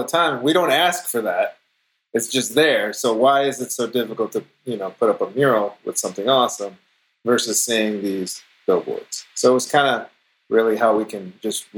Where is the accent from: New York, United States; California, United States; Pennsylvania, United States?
California, United States; Los Angeles; I'm born and raised in Los Angeles